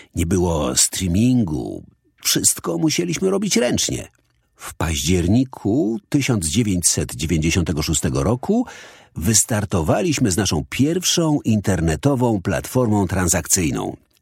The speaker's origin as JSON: {"language": "Polish", "region": "London", "country": "United Kingdom", "tie": "born or raised there", "said": "Dorastałem na osiedlu w nieciekawej okolicy we wschodnim Londynie"}